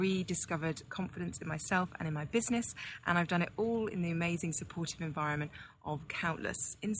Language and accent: English; London, United Kingdom; I'm from London in the UK